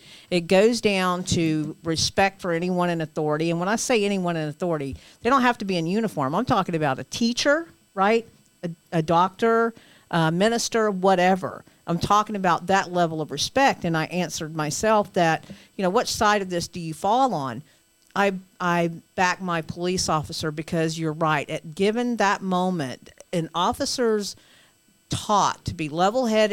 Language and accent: English; the South, United States; I'm from the South